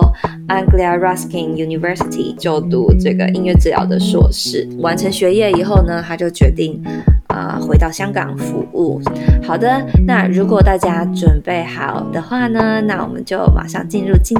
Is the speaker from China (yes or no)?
no; Taiwan; 我们是台湾人